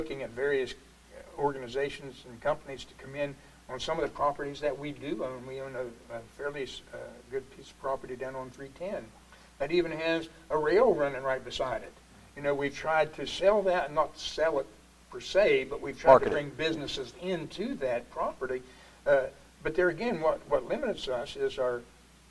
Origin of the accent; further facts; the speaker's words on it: United States; I grew up in Taylor County